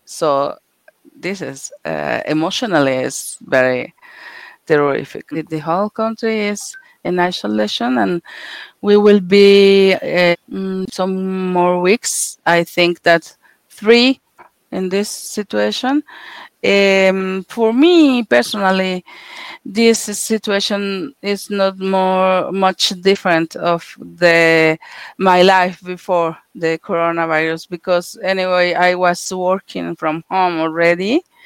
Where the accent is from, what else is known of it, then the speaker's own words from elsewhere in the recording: Mexico City, Mexico; also born or lived in Russia; I'm from Mexico, Mexico City